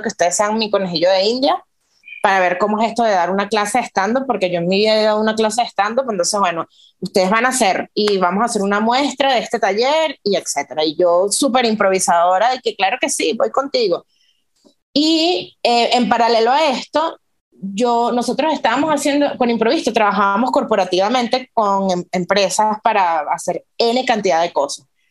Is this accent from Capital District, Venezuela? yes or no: no; Los Teques, Miranda, Venezuela; moved away as an adult; also born or lived in Caracas / Australia; now in Mexico; en Los Teques ahí nací yo